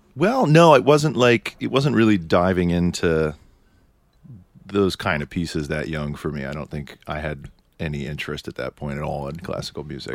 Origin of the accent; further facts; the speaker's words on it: New York City, New York, United States; I'm from Manhattan.